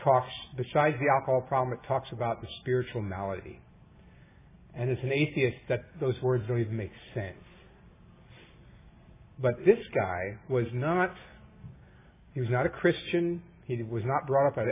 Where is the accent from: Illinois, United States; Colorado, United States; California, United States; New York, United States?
New York, United States; now in Orange County, United States; I was raised in New York in a loving, caring home